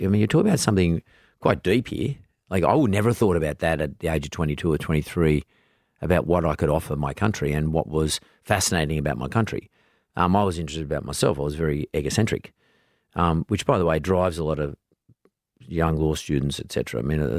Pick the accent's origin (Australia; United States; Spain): Australia; saying that to me as an Australian. I like to know that our country is in good hands